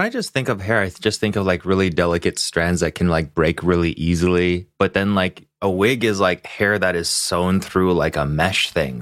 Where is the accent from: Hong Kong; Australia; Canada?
Hong Kong; now in Los Angeles, United States; I grew up in Hong Kong